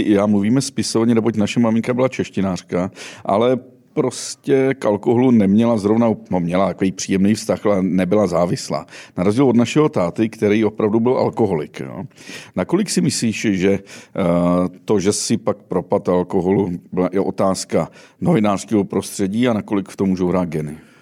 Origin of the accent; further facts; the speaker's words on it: Sudetenland, Czechia; My jsme oba dva ze Sudet.